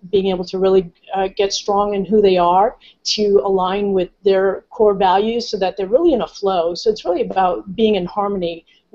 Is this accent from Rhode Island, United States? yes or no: yes; Rhode Island, United States; moved away as an adult; now in California, United States; I'm originally from the East Coast in Rhode Island